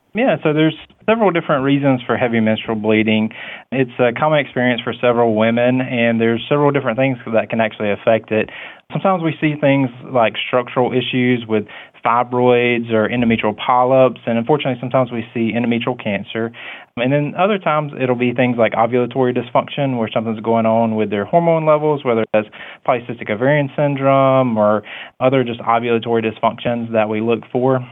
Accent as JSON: {"language": "English", "area": "Coffee County", "region": "Georgia", "country": "United States", "tie": "born or raised there", "said": "I'm from Coffee County, and, you know, I went into medicine because I just wanted to help patients"}